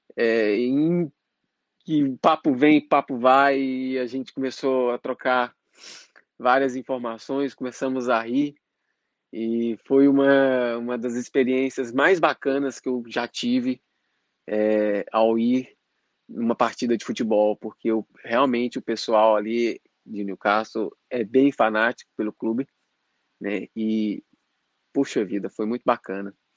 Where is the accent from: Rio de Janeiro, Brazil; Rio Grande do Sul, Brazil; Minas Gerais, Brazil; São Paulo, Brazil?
Minas Gerais, Brazil; Patos de Minas; moved away as an adult; now in Dublin, Ireland; eu sou de Patos de Minas e atualmente eu estou morando em Dublin, na Irlanda